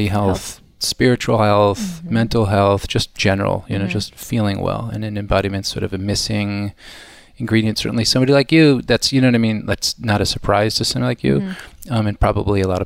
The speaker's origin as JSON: {"language": "English", "town": "Kansas City", "region": "Missouri", "country": "United States", "tie": "born or raised there", "said": "I grew up in Kansas City, okay. Midwest, very Midwestern."}